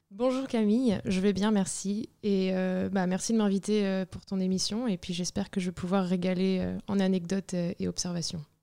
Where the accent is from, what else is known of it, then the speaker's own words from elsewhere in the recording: Brittany, France; now in Paris, France; je viens de Bretagne